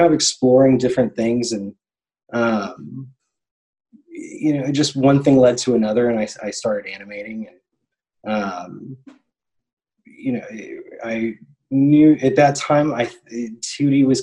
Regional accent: Tennessee, United States; moved away; also born or lived in Orlando; I'm from Tennessee

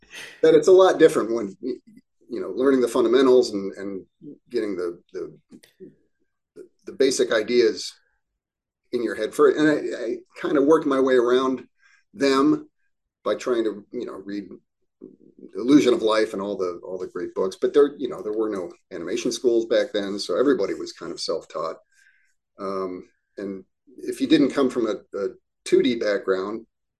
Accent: Cincinnati, Ohio, United States; moved away as an adult; also born or lived in New York / Chicago; I grew up in Cincinnati, Ohio.

